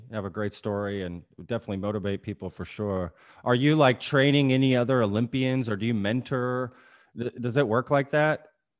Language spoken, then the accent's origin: English; Grapevine, Texas, United States; also born or lived in Colleyville, Texas; I grew up in the Grapevine, Colleyville area.